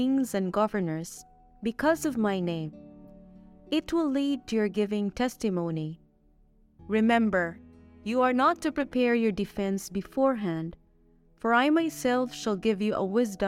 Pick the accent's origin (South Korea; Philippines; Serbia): Philippines; now in Mexico; I am a Filipina missionary assigned here in Mexico.